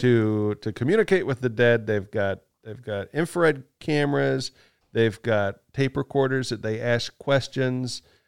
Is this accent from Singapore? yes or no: no; Kansas, United States; I am from Kansas.